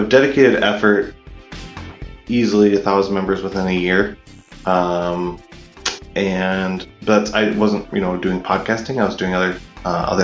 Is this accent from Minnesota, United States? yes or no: yes; Minneapolis, Minnesota, United States; I come from Minneapolis, Minnesota, in the U.S.